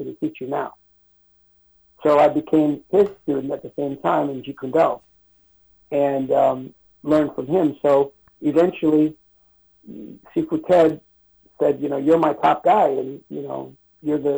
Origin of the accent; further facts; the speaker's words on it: Los Angeles, California, United States; I was born and raised in Chinatown